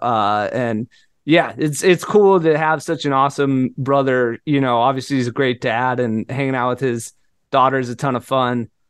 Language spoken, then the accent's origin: English; Seattle, Washington, United States; moved away; I'm from Seattle. It rains all the time.